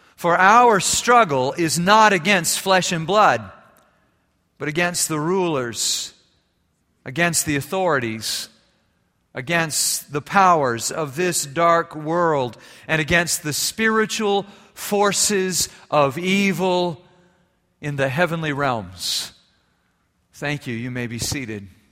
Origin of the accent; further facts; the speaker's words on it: Germany; moved away; growing up in Germany